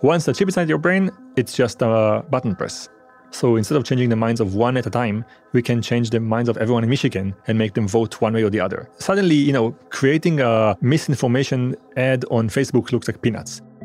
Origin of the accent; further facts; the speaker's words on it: Israel; also born or lived in France; I was born in France, and I was raised in Israel.